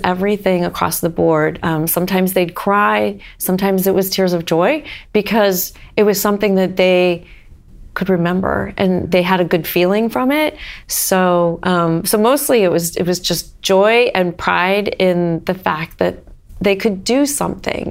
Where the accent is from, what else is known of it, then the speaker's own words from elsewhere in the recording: Northern Ohio, United States; moved away as an adult; also born or lived in Oregon; now in Cincinnati, United States; I grew up in Northern Ohio